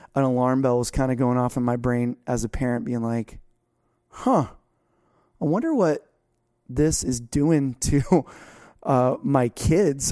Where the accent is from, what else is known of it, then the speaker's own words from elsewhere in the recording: South Florida, United States; I'm from South Florida and never grew out